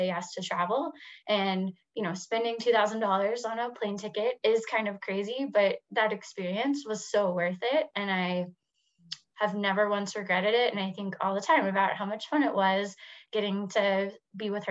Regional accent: Houston, Texas, United States; moved away as an adult; also born or lived in Washington, D.C.; I'm from Houston

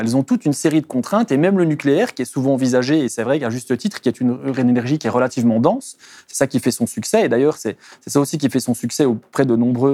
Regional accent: Belgium; je viens, de Belgique

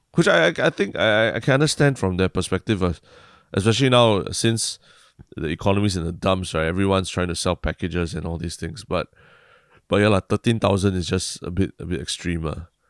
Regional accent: Singapore; a Singaporean

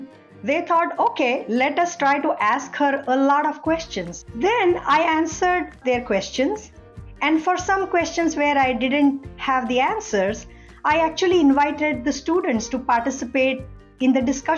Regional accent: India; moved away as an adult; also born or lived in United Kingdom; now in United States; I grew up in India

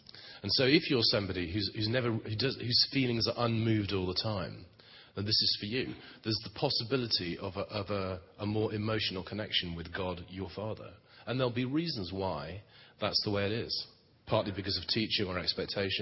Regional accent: England, United Kingdom; As English people go

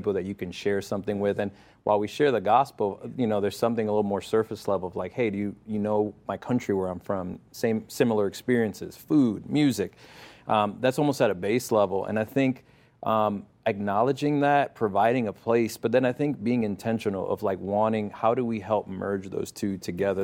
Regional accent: Connecticut, United States; also born or lived in Puerto Rico; where I grew up in Connecticut

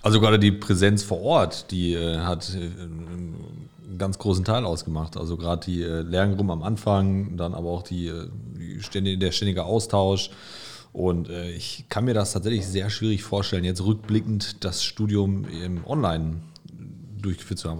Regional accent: Gelsenkirchen, North Rhine-Westphalia, Germany; ich komme aus Gelsenkirchen, das hört man auch zwischendurch.

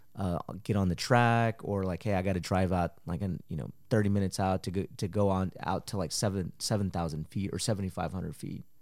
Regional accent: Marble Falls, Texas, United States; also born or lived in Mexico; my parents brought me to Texas when I was four and I grew up in Marble Falls

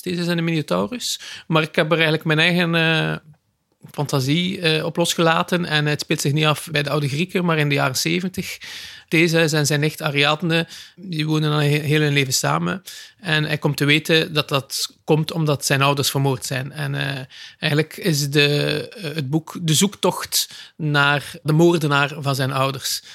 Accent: West Flanders, Belgium; ik ben zelf een West-Vlaming

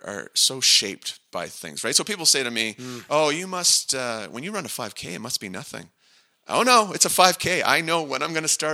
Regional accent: Niagara Falls, Ontario, Canada; I grew up just outside Niagara Falls

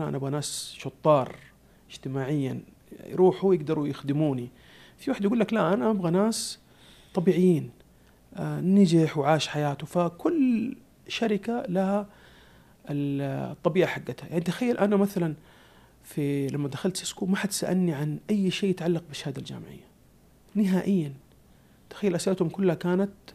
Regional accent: Saudi Arabia; عندنا في السعودية

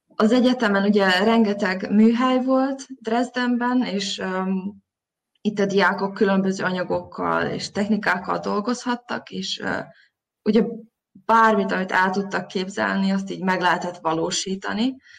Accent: Zrenjanin, Vojvodina, Serbia; moved away as an adult; also born or lived in Novi Sad, Serbia; now in Berlin, Germany; Én Nagybecskereken születtem, és ott végeztem az általános iskolát, majd a gimnáziumot

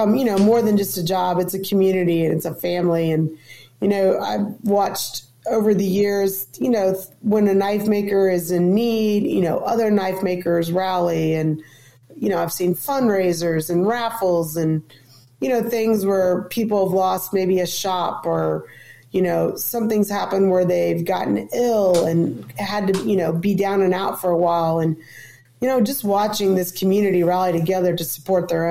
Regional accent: Southern Indiana, United States; now in Cincinnati, United States; I grew up in Southern Indiana.

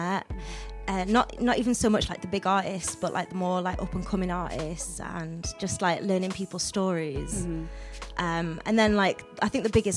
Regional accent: Newcastle upon Tyne, North East England, United Kingdom; moved away as an adult; now in Manchester, United Kingdom; moving down to Manchester because I'm originally from Newcastle

